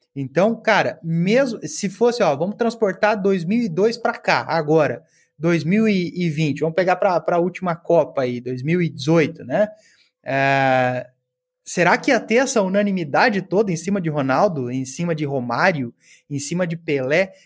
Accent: Cascavel, Paraná, Brazil; moved away as an adult; also born or lived in Porto Alegre; Eu estava me mudando de Cascavel, cidade que eu nasci, Cascavel no Paraná, para Porto Alegre

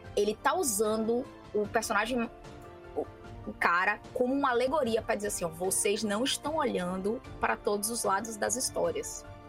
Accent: Brazil; somos brasileiros, vivemos nesse planeta

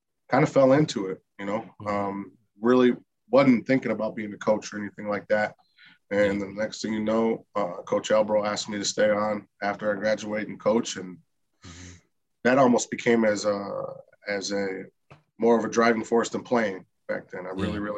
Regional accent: Paw Paw, Michigan, United States; moved away as an adult; also born or lived in Grand Rapids, Michigan; I'm from a small town, just about 15 minutes west of Kalamazoo, called Pawpaw, Michigan. Okay. Born and raised there

